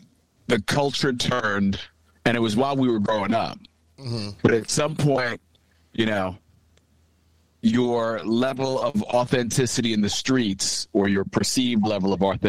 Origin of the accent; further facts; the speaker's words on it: Brentwood, United States; I'm from Brentwood. I'm not street. I'm not from any project. Had both my parents around for the most part